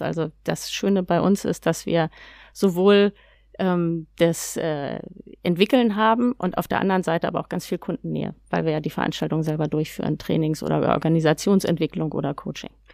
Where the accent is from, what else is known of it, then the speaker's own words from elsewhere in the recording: Hamburg, Germany; Ich bin Hamburgerin